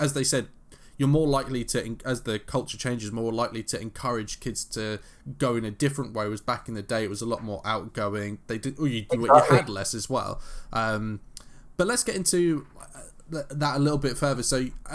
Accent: London, United Kingdom; growing up in London

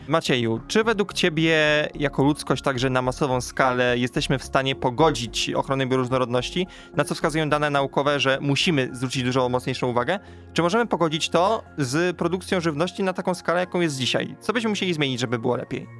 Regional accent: a village near Częstochowa, Silesian Voivodeship, Poland; pochodzę z podczęstochowskiej wsi

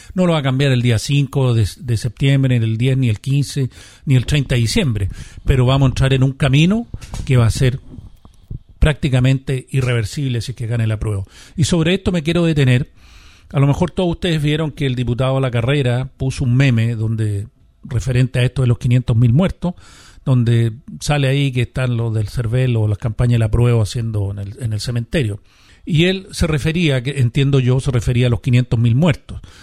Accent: Chile; todos somos chilenos, todos vamos a seguir aquí

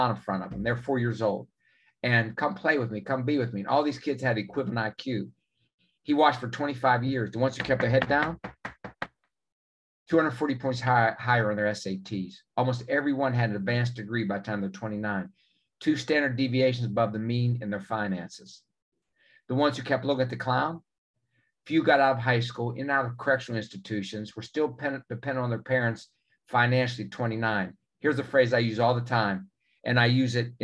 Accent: West Virginia, United States; I'm from West Virginia

